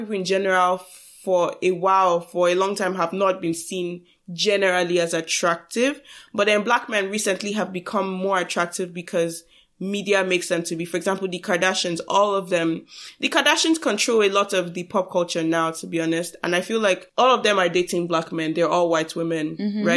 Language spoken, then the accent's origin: English; Nigeria; we are Nigerian.